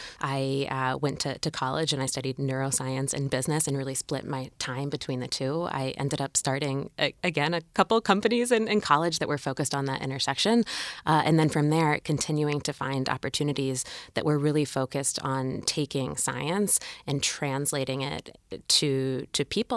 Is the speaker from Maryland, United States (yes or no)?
yes; Maryland, United States; I grew up in Maryland in kind of a suburban or rural area.